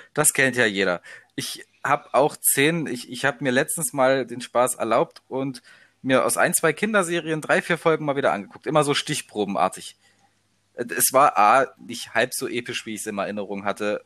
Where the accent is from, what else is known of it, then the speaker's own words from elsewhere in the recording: Leipzig area, Saxony, Germany; also born or lived in Halberstadt; Leipziger Raum, bin Ossi